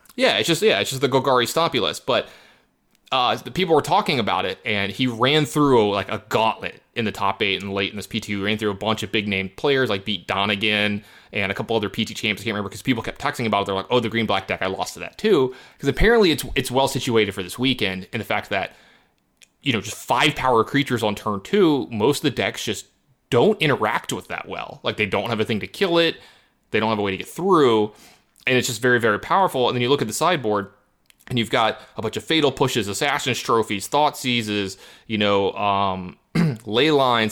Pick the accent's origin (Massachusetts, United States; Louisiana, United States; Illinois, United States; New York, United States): Louisiana, United States; I'm from Louisiana